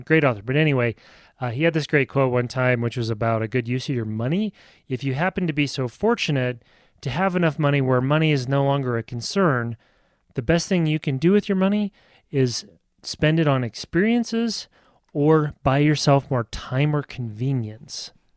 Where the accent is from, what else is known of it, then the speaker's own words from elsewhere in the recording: Nebraska, United States; moved away; I'm from Nebraska